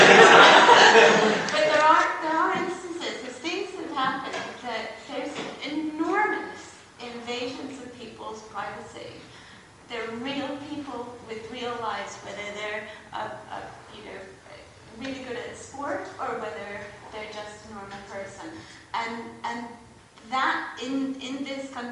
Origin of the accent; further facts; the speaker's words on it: United States; now in United Kingdom; I am American